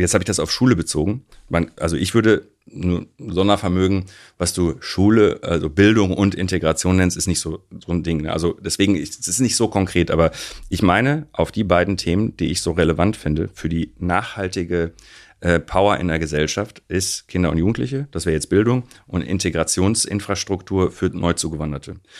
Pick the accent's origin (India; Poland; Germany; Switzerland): Germany; Recklinghausen, North Rhine-Westphalia; ich bin in Recklinghausen aufgewachsen